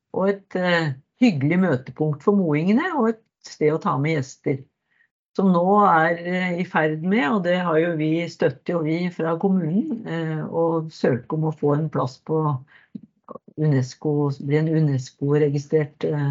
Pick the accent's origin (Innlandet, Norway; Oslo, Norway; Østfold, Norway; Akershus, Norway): Akershus, Norway; Nes; moved away as an adult; now in Modum, Norway; født og oppvokst i Nes på Romerike.